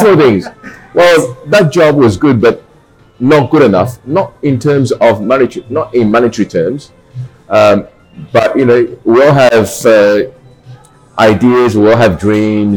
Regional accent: Shanghai, China; moved away as an adult; being a Shanghainese, you know, born in Shanghai, we are a merchant

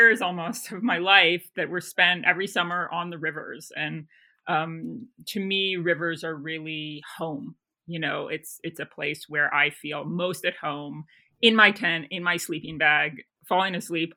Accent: Bolinas, California, United States; born in the San Francisco Bay Area on coastal Miwok land, out in a small town called Bolinas, and raised there

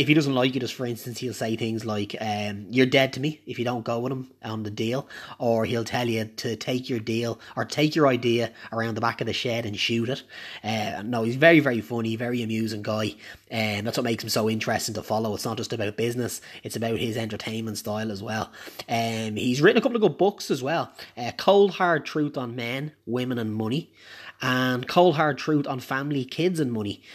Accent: Ireland; I'm Irish.

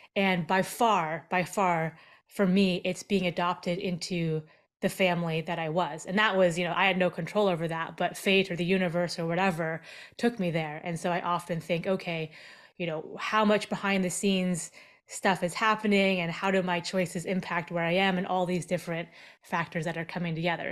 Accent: Seattle, Washington, United States; also born or lived in Seoul, South Korea; I was born in Seoul, South Korea, and then I was adopted as a five and a half month old baby and brought over to, uh, to the States, and I grew up in the Seattle area

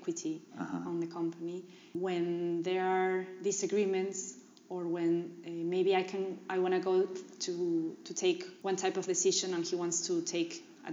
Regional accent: Peru; English is a second language; also born or lived in New York, United States; I was from Peru

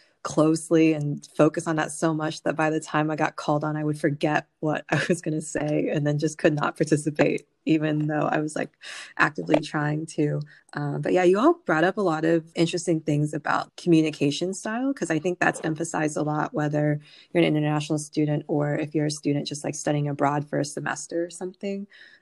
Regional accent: United States; growing up in the United States, but with my family being Vietnamese

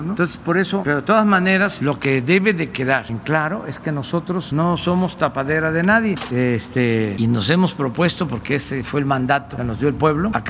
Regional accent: Veracruz, Mexico; tú Enrique, que eres de Tabasco, yo soy de Veracruz

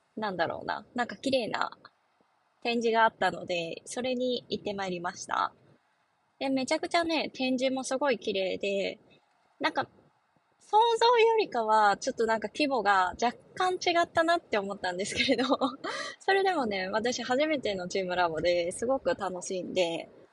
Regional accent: northern Osaka, Japan; 実家がかなり北の方だった

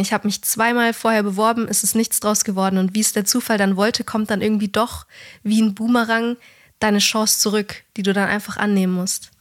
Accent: Bavaria, Germany; da, wo ich herkomme und, und du eigentlich auch so, Bayern hat eigentlich fast jede Familie oder auch in meiner Klasse war, fast jeder hatte ein Haus

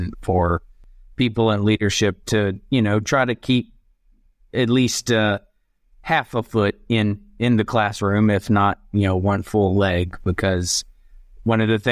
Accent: Georgia, United States; moved away as an adult; also born or lived in Beijing, China / Brazil / Vietnam / Congo; now in Indonesia; I'm originally from Georgia in the U.S.

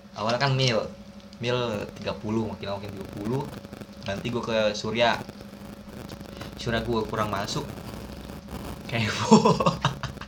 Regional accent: Tangerang, Banten, Indonesia; gua orang Tangerang

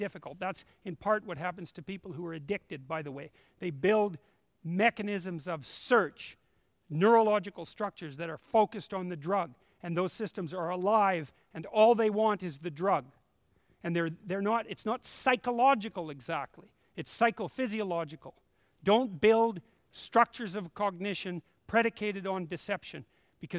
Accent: Canada; I'm Canadian

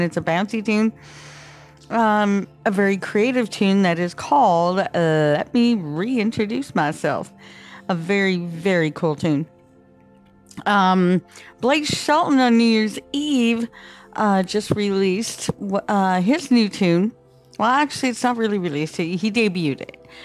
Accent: Canada; I'm from Canada

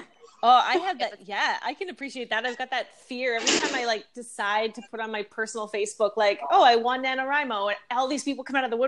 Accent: Canada; also born or lived in Vancouver, Canada; I'm Canadian

